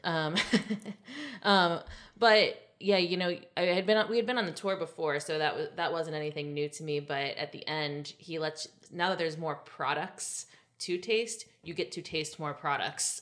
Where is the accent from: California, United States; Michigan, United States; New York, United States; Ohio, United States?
Ohio, United States; I was born in Ohio